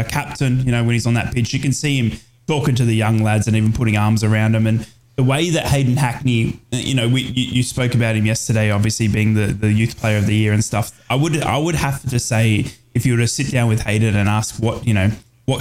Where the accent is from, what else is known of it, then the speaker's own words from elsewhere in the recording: Australia; moved away; as an Australian